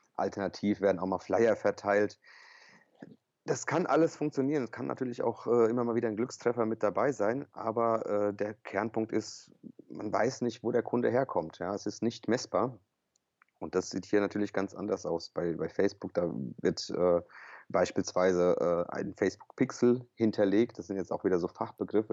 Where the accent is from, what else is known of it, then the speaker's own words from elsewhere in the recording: Offenbach am Main, Hesse, Germany; ich bin kroatischer Hesse äh, gebürtig hier aus Offenbach